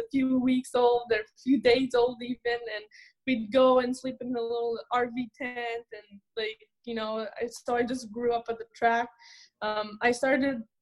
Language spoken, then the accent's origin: English; Laval, Quebec, Canada; I was born there, raised there in Laval, Quebec